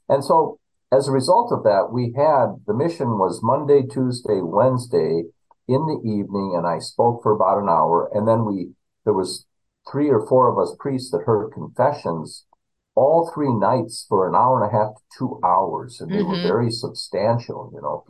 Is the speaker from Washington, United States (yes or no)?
no; Minnesota, United States; now in Texas, United States; growing up in Minnesota, we always fought around, say, February, March, what we called cabin fever.